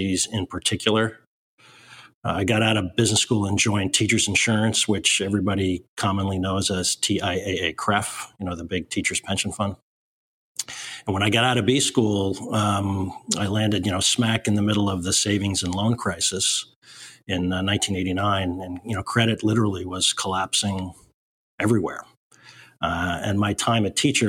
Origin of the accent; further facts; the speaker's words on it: Sleepy Hollow, New York, United States; also born or lived in Boston / North Carolina; I grew up in Sleepy Hollow, New York, which is just outside of New York City.